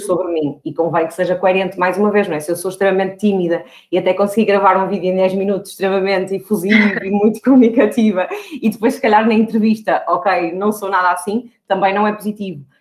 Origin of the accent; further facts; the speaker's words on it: Porto, Norte, Portugal; eu tenho 35 anos, sou do Porto